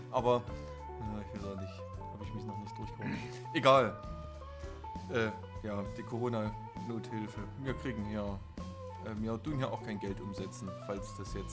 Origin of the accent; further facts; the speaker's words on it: Bad Reichenhall, Bavaria, Germany; ich komme doch nicht aus Bernstein, meine Güte. Ich komme aus Bad Reichenhall.